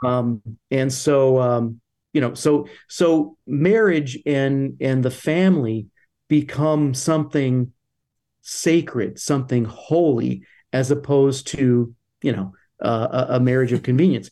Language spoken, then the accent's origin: English; United States